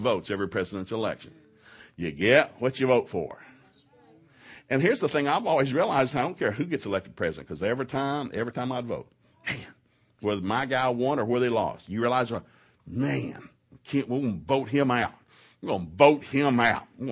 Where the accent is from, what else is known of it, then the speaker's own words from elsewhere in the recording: Ducktown, Tennessee, United States; now in Oklahoma, United States; we grew up in East Tennessee